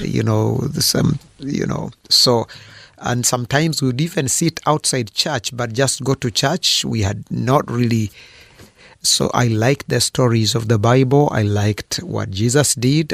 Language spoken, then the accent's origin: English; Fort Portal, Western Region, Uganda; I was born in Uganda in, uh, a town called Fort Poro.